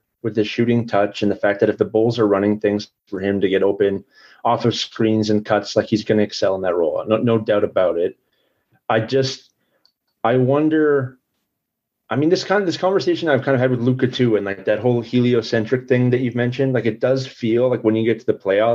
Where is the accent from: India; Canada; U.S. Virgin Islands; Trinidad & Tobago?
Canada; as a Canadian